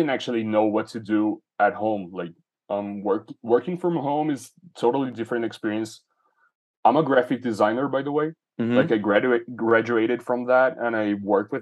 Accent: São Paulo, Brazil; English is a second language; I grew up in Brazil. I've spent so far my life in the same city, which is São Paulo.

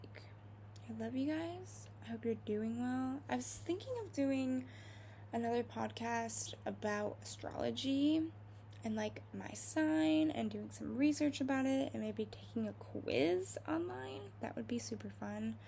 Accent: Ohio, United States; I'm from Ohio

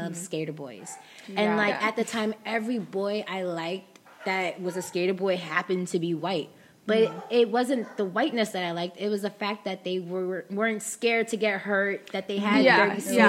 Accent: New York, United States; I'm from New York

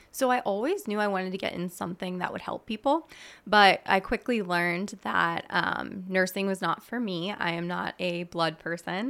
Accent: Mertztown, Pennsylvania, United States; I grew up in Mertztown, P A, which is a small town in between Allentown and Reading

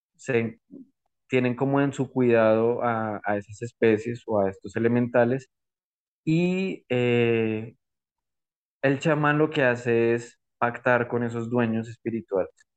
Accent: Bogotá, Bogotá Capital District, Colombia; moved away as an adult; now in Putumayo, Colombia; Nací en Bogotá, crecí, estudié en la colegio, en la universidad

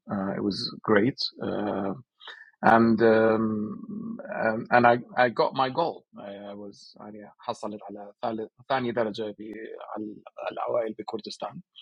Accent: Sulaymaniyah, Sulaymaniyah Governorate, Iraq; Uh, I'm Kurdish from Slemani. Uh, so, these are the basics of uh, my identity. You know, born 1985.

